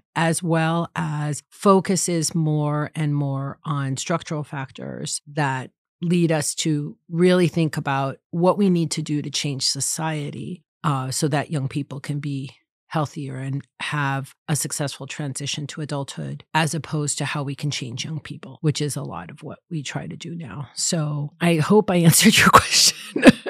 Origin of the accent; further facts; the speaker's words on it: East Coast, United States; moved away as an adult; now in Berkeley, United States; I grew up on the East Coast